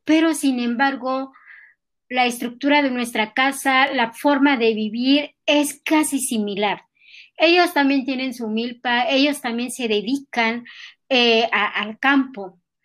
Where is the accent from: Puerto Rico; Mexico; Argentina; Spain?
Mexico; Tlalcintla; first language Nahuatl; Spanish is a second language; now in Mexico City, Mexico; nosotros los nahuas de allá, de, de, Tlalcintla